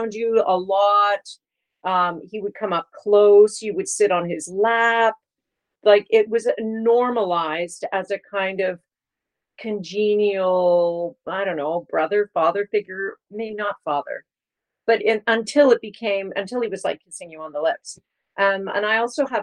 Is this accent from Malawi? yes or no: no; Markham, Ontario, Canada; also born or lived in Kingston, Ontario; I was born in Kingston, Ontario. I grew up in Markham, Ontario.